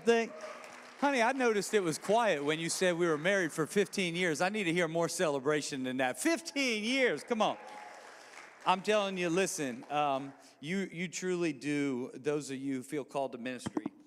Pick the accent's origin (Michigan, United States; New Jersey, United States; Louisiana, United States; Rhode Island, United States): Louisiana, United States; also born or lived in New Orleans, Louisiana / Baton Rouge, Louisiana; We moved, when I was in seventh grade, we moved from New Orleans, Louisiana to Baton Rouge, Louisiana